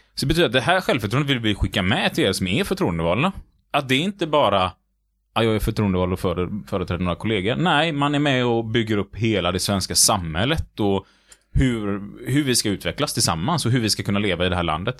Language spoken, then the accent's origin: Swedish; Gothenburg, Västra Götaland, Sweden; Vi är lite göteborgare